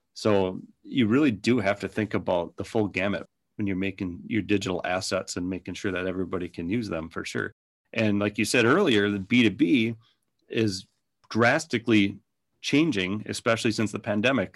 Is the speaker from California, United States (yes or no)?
no; Minnesota, United States; accent: Minnesota; by my accent that it started up in Minnesota, and we're still in Minnesota